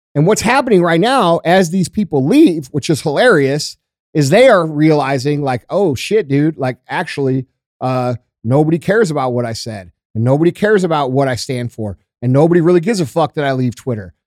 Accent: United States; I'm fucking American

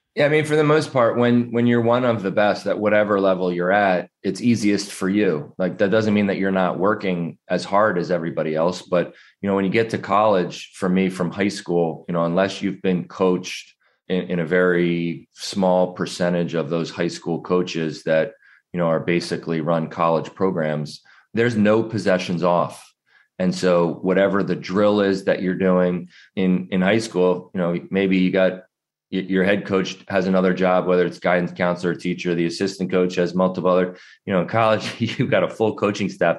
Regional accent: New Jersey, United States; I grew up in the New Jersey side of Philadelphia.

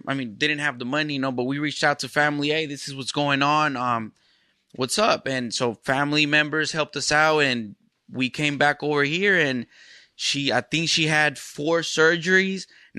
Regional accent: Burien, Washington, United States; also born or lived in Los Angeles / Mexico; When I was 2 years old, I came out here to Seattle, lived in Burien.

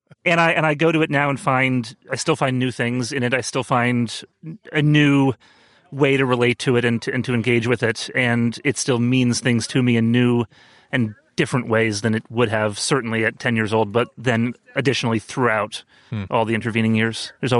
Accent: New York City, New York, United States; I am from Brooklyn, New York.

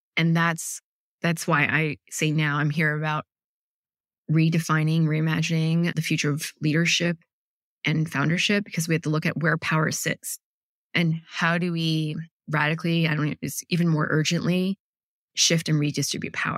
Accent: Ann Arbor, Michigan, United States; I grew up in Ann Arbor, Michigan

